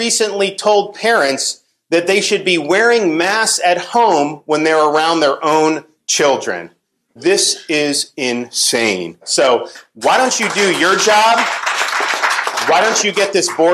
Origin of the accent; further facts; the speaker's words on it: Southwest border, United States; also born or lived in Mexico; I grew up in the Southwest border. I've been here my whole life